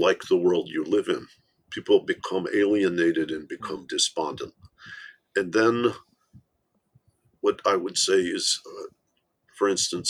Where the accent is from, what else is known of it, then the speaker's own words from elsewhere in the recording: Michigan, United States; I'm from Michigan.